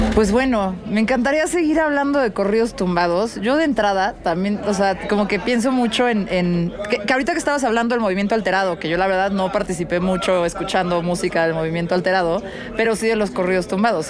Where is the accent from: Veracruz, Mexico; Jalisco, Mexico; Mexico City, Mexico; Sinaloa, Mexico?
Mexico City, Mexico; soy de la Ciudad de México